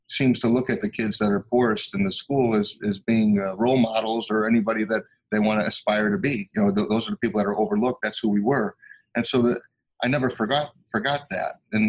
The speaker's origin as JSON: {"language": "English", "town": "Chicago", "region": "Illinois", "country": "United States", "tie": "born or raised there", "said": "I grew up super poor in Chicago in the United States, and we had a real difficult time just even having enough money to eat."}